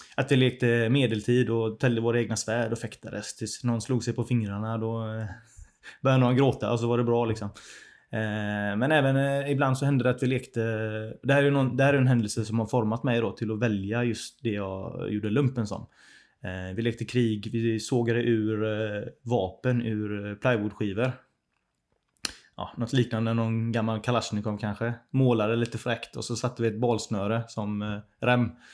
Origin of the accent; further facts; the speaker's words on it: Hindås, Västra Götaland, Sweden; accent: göteborgska; jag växte upp i Hindås